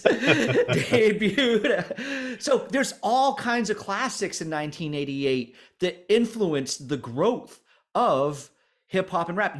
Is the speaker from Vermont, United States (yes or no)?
yes; Newport, Vermont, United States; we're, we're from Newport, Vermont